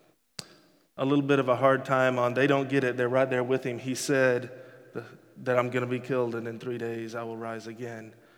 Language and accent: English; Texas, United States; moved away as an adult; I grew up in Texas. I lived in Texas for 30 years